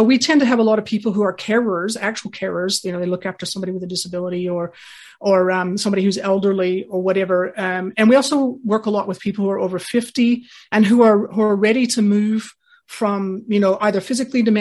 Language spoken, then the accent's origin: English; United States; moved away as an adult; also born or lived in New Zealand / Hong Kong; now in Australia; born and raised in the US until I was nearly finished with university